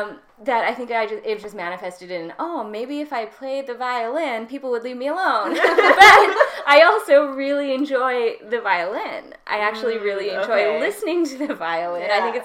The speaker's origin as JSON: {"language": "English", "country": "Canada", "tie": "born or raised there", "said": "I grew up in Canada."}